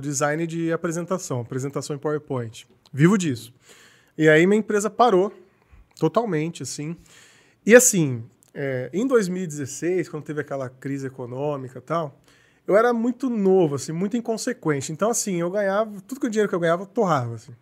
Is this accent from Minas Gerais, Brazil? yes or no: no; Paulínia, São Paulo, Brazil; also born or lived in Campinas; Eu nasci em Campinas, mas assim, já fui e voltei algumas vezes, mas sempre, sempre fiquei em Paulínia a maior parte da vida